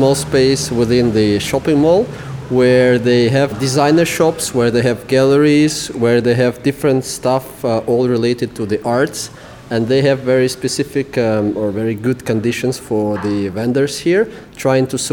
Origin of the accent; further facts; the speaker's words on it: Russia; moved away as an adult; now in Kuala Lumpur, Malaysia; We come from Russia. We are here for 4 months already.